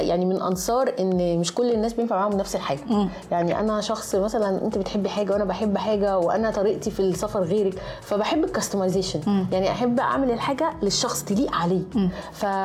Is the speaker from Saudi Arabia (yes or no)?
no; Egypt; انا جاي من مصر